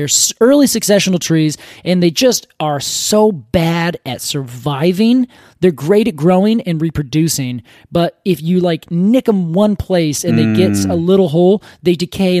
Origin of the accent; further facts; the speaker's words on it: Ohio, United States; Growing up in Ohio, regrettable as that already is, there is this tree.